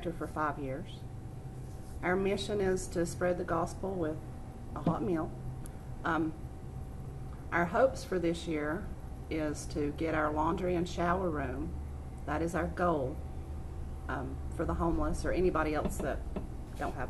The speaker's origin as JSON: {"language": "English", "town": "Canton", "region": "North Carolina", "country": "United States", "tie": "born or raised there", "also_born_or_lived": "Waynesville", "said": "I've never left Canton"}